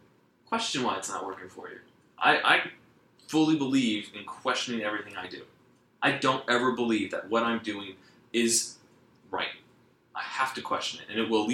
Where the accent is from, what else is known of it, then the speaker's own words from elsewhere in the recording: Atlanta, Georgia, United States; I grew up in Atlanta